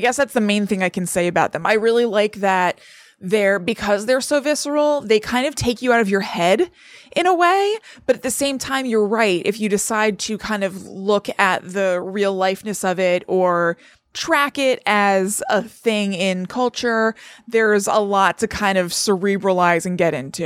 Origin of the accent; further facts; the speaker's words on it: Connecticut, United States; growing up in Connecticut